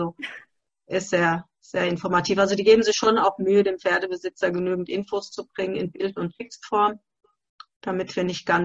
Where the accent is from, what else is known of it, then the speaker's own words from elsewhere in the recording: Hesse, Germany; Ähm, das ist aus Hessen, Nähe von Gelnhausen